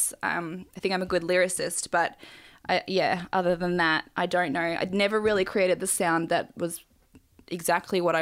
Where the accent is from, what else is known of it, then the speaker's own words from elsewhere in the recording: Australia; I've grown up here, obviously. But we moved here, me and my brother, when we were babies.